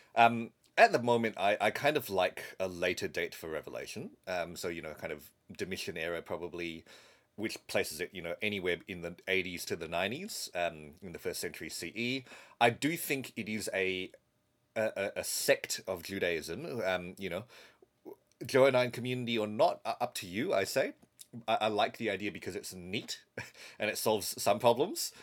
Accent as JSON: {"language": "English", "country": "Malaysia", "tie": "born or raised there", "moved": "yes", "said": "So I grew up in Malaysia."}